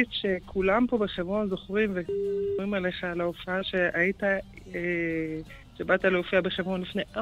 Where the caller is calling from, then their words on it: Hebron, Hebron Governorate, Palestine; שלום, אני מדברת מחברון עיר האבות.